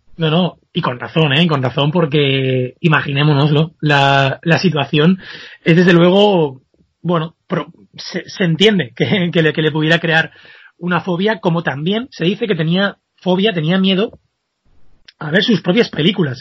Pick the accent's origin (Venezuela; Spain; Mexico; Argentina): Spain; como españoles nos podemos sentir eh, muy orgullosos